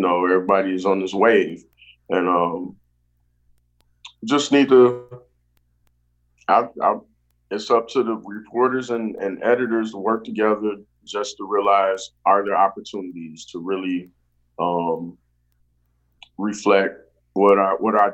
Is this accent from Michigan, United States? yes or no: yes; Saginaw, Michigan, United States; So I um I, I, I grew